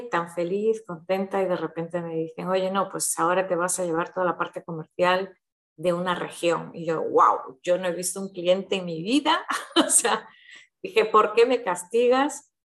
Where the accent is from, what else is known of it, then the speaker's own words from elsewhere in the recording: Brazil; born there; also born or lived in Switzerland / London / Madrid / United States; yo nací en Brasil, mis padres son españoles